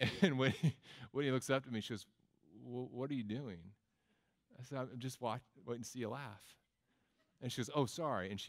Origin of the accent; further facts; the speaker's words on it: Texas, United States; also born or lived in Tennessee; I'm from Texas and Tennessee and different places, so I just say both.